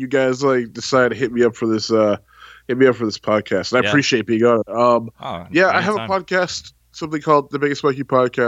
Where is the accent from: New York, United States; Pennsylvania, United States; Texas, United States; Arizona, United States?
Texas, United States; I am from the Lone Star State, man. I'm from the beautiful country of Texas